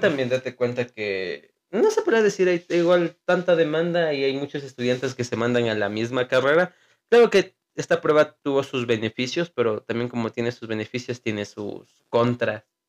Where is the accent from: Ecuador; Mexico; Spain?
Ecuador; como somos del Ecuador